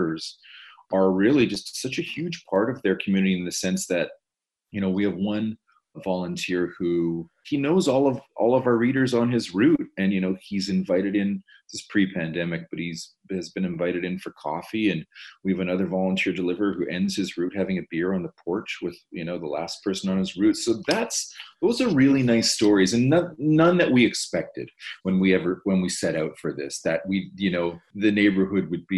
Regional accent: Toronto, Ontario, Canada; as a Torontonian, as a Canadian

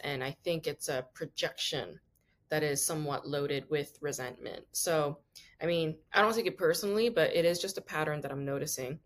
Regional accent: New York, United States; I'm from New York oh, originally

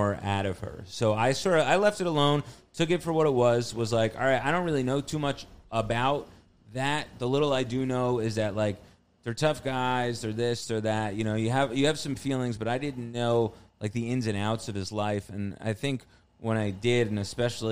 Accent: New Jersey, United States; now in Queens, United States; grew up in North Jersey

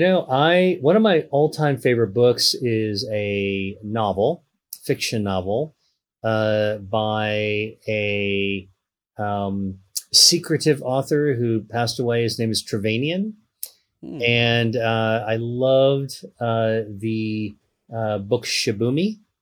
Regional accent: Pittsburgh, Pennsylvania, United States; I grew up in Pittsburgh, Pennsylvania

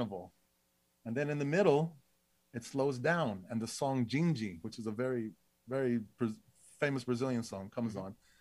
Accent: New York, United States; I was born in Beth Israel Hospital in New York

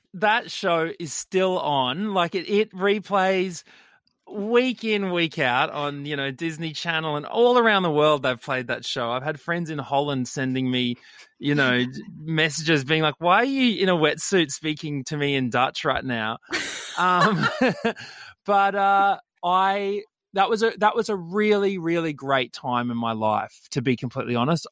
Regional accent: Brisbane, Queensland, Australia; I grew up in Brisbane, West Brizzy

